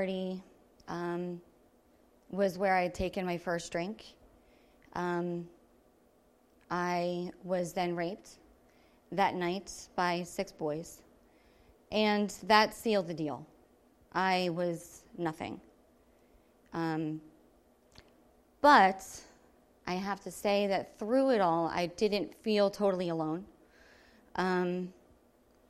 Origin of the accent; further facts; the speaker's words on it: Levittown, United States; I was raised here in Levittown